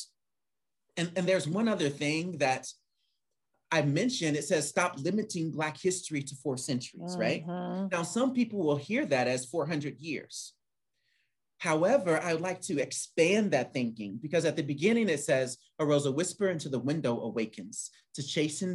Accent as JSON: {"language": "English", "town": "Indianapolis", "region": "Indiana", "country": "United States", "moved": "yes", "lives_now": "Kansas City, United States", "said": "I'm from Indianapolis"}